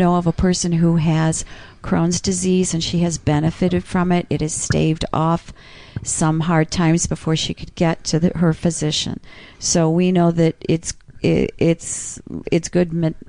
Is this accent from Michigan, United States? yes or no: yes; Flint, Michigan, United States; I'm from Flint, Michigan